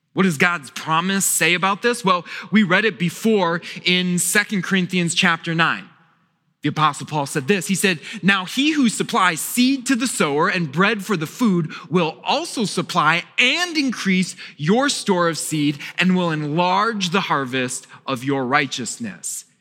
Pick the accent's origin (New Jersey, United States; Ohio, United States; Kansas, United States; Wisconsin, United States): Wisconsin, United States; now in Virginia, United States; I grew up in Wisconsin